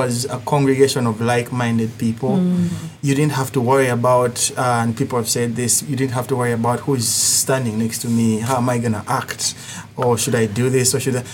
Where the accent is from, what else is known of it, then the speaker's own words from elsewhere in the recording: Uganda; accent: thick accent; moved away; I come from Africa, Uganda